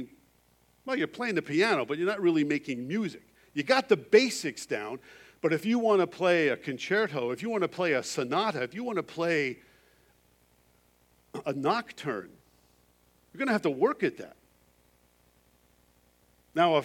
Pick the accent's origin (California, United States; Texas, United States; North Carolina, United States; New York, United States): New York, United States; Long Island; moved away as an adult; also born or lived in North Dakota; now in Canada; in the backyard of the house I grew up on Long Island was this huge oak tree